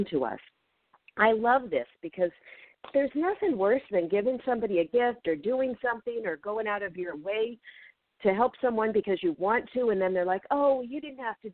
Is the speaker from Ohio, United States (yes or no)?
no; Federal Way, Washington, United States; moved away; I grew up in Federal Way, Washington, between Seattle and Tacoma